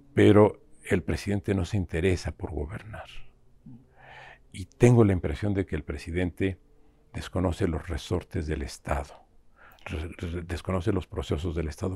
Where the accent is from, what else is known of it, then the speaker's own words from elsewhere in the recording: Mexico; como mexicanos